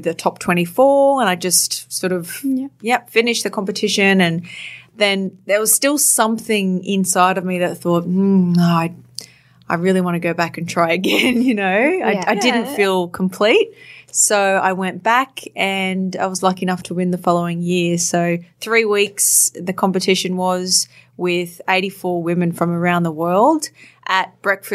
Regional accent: Townsville, Queensland, Australia; I grew up in Townsville in North Queensland

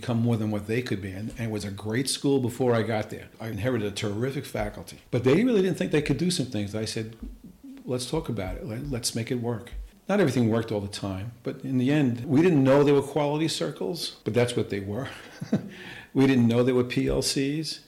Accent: New York City, New York, United States; In Queens, Rosedale, where Italian kids weren't expected to be good students necessarily

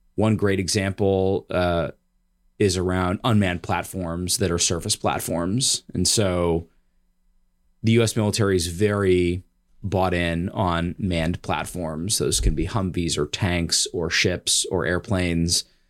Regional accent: Michigan, United States; moved away as an adult; also born or lived in Chicago / Washington, D.C. / Palo Alto; I grew up in Michigan.

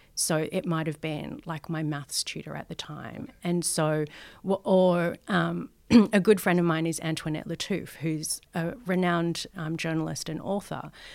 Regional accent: Sydney, New South Wales, Australia; I grew up in Western Sydney, Um, think Guildford, Maryland, Parramatta

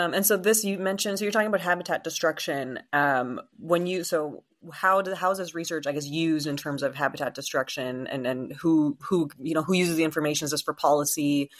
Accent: Sault Ste. Marie, Ontario, Canada; Sault Ste. Marie, where I am also from.

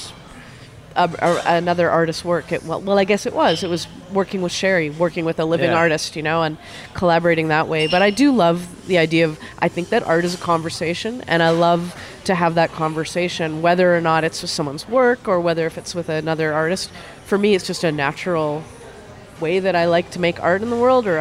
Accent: Kelowna, British Columbia, Canada; now in Winnipeg, Canada; When I grew up in Kelowna, on the Lake Okanagan there

